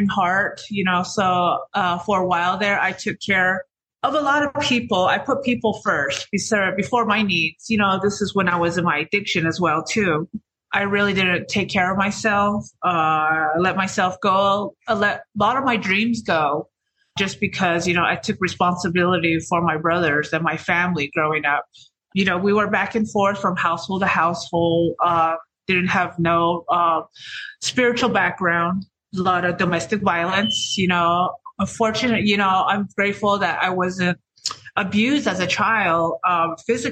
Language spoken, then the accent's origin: English; Navajo Nation, United States; I'm from the Navajo Reservation